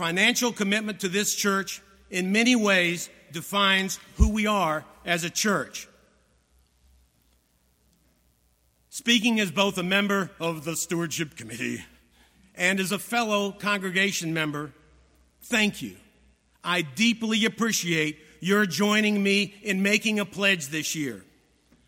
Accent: Virginia, United States; I was born in America, in Virginia, thank God, to middle-class parents who worked hard

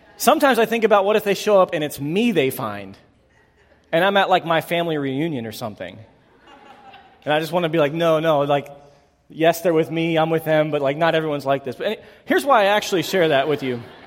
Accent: Northwest Pennsylvania, United States; I grew up in Northwest Pennsylvania

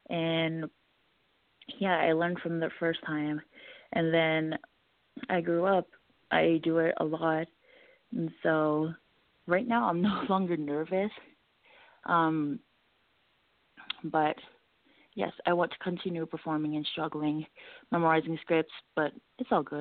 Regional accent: American Samoa; now in Denver, United States; I'm originally from American Samoa, and right now I am living in Denver.

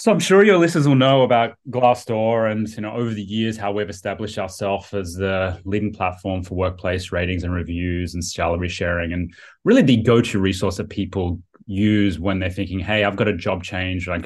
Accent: Sydney, New South Wales, Australia; moved away as an adult; also born or lived in United States; now in San Francisco, United States; I was from Sydney. From yeah, Sydney, yeah, yeah. Um, near yeah, right on the east coast of um, very close to Bondi Beach.

